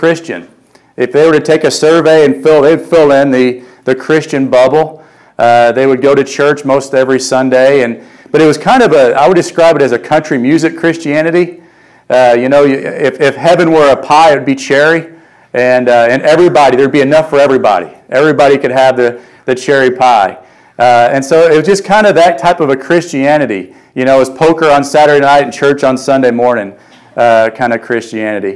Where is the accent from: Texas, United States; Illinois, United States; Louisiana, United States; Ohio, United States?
Illinois, United States; Vienna; now in Carbondale, United States; I grew up in Vienna, Illinois.